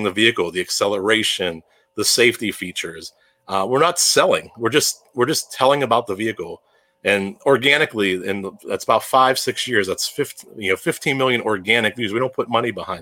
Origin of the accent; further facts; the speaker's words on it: Pittsburgh, Pennsylvania, United States; You can tell I'm from Pittsburgh. I can tell I'm saying hour.